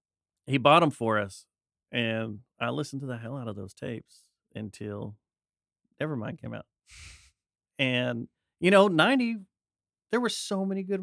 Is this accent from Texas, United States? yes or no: yes; Arlington, Texas, United States; I was born in Arlington.